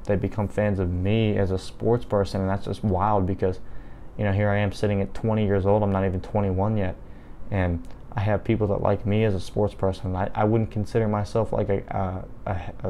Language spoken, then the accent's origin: English; Dunbar, Pennsylvania, United States; my home is an hour south of Pittsburgh, a little town called Dunbar, and I've never been any further than that away from my home